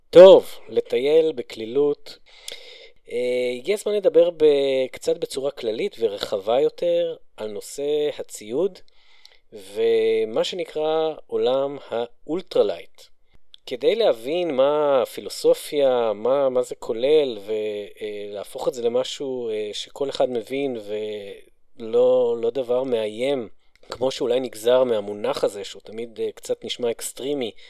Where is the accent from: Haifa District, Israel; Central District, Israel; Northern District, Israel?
Northern District, Israel; אני, אני גדלתי ביישוב בצפון